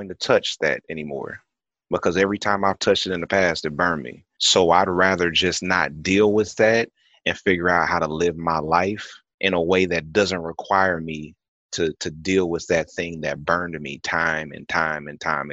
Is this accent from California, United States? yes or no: yes; California, United States; I grew up in California